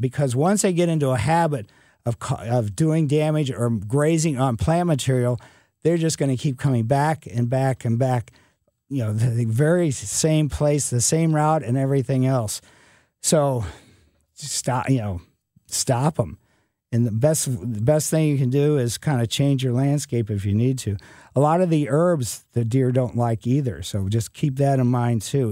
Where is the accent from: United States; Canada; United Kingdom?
United States; Ellisville, Missouri; growing up in Ellisville as a kid in the mid '50s and early '60s